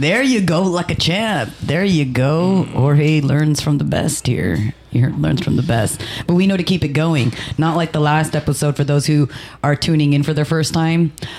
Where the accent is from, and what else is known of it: United States; born or raised there